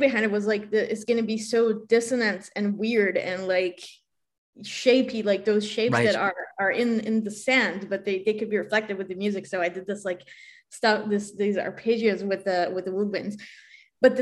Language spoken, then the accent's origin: English; Israel; moved away; I'm originally from Israel.